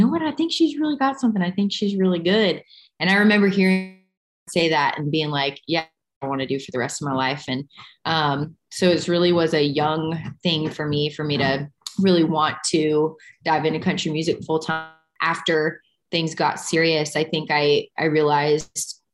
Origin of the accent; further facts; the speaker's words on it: Texas, United States; moved away as an adult; now in Nashville, United States; I am a cowgirl. I grew up in Texas.